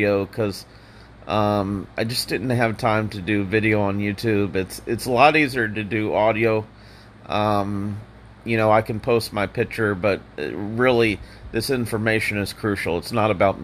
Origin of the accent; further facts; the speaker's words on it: Indianapolis, Indiana, United States; now in Central Florida, United States; Indiana, my home state. I'm from Indianapolis